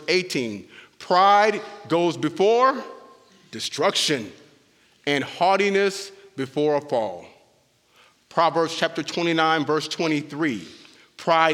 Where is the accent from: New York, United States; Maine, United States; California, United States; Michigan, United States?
California, United States; Southern; now in Bastrop, United States; I was born and raised in Southern California